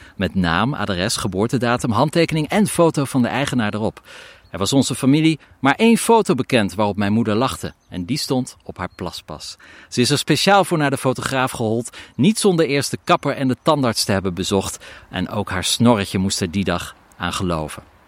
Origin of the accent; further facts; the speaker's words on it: Zeeland, Netherlands; mijn geboorteland, Zeeland